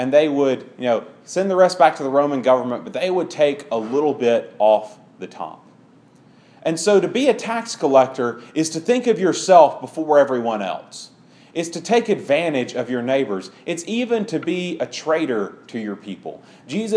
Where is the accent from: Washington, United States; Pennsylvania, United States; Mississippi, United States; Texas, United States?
Mississippi, United States; Clinton; I grew up in Clinton, around Jackson, and Clinton has a rivalry with Madison. And Madison is per capita the richest town in Mississippi.